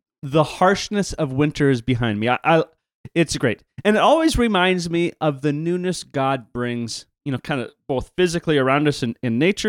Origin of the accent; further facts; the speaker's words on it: Canada; For those of you who do not know, I am not French. I'm Canadian. Ancestry is Swedish and German.